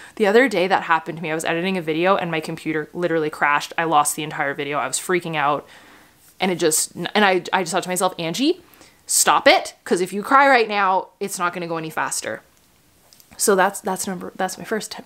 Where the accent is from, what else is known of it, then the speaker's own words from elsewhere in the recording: Canada; I'm Canadian